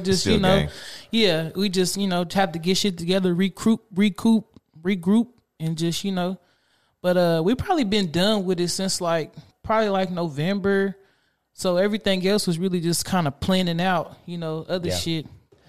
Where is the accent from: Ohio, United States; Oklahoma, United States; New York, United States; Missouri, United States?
Oklahoma, United States; Spencer; I'm from Spencer, Oklahoma.